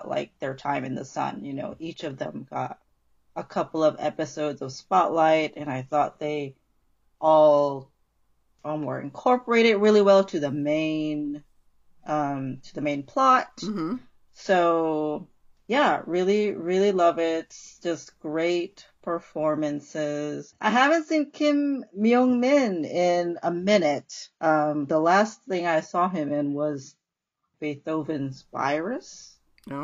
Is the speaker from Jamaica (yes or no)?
no; Indonesia; moved away as an adult; I grew up mostly in Indonesia.